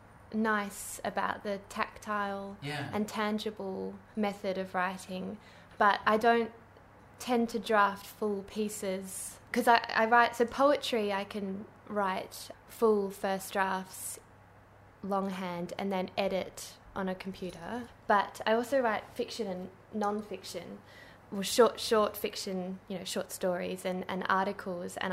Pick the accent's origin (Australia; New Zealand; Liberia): Australia; Kalamunda, Western Australia; I grew up in Kalamunda